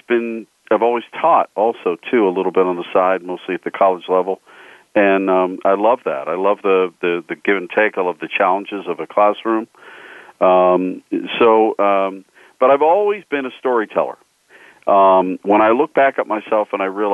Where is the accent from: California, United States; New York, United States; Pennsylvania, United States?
Pennsylvania, United States; Pittsburgh; I grew up just outside of Pittsburgh